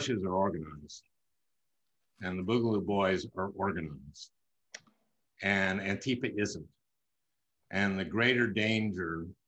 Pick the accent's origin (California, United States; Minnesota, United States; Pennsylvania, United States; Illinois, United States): Minnesota, United States; Minneapolis; my hometown, in Minneapolis